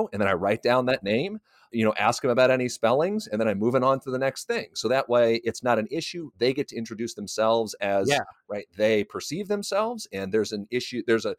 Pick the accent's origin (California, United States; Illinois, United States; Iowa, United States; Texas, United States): Iowa, United States; that was not an experience that I had growing up in Iowa in the 90s, in the early 2000s.